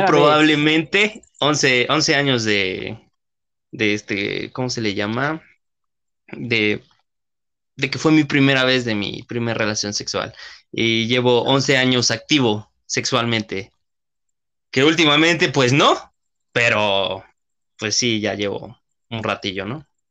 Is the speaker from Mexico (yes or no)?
yes; Mexico; mexicanos que somos